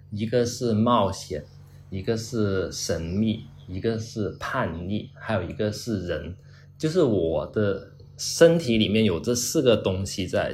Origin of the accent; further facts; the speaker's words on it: China; 我们中国人说中国话